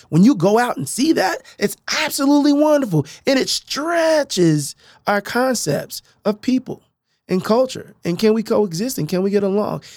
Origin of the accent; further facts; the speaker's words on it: Tulsa, Oklahoma, United States; now in Oklahoma City, United States; I grew up in North Tulsa